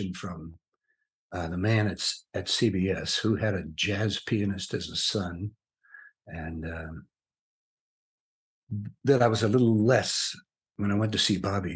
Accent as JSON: {"language": "English", "region": "New York", "country": "United States", "tie": "born or raised there", "also_born_or_lived": "San Francisco", "said": "When I was a kid, I was raised in New York"}